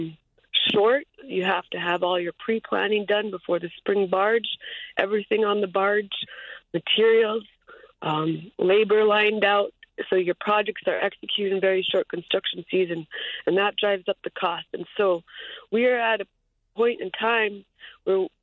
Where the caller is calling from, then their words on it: Anchorage, Alaska, United States; I'm calling from Anchorage, Alaska